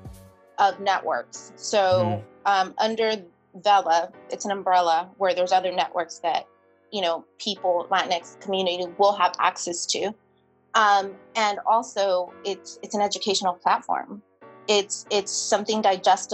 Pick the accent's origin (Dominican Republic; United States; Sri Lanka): United States; San Diego, California; moved away as an adult; also born or lived in San Francisco / Sacramento / Washington, D.C.; I'm from San Diego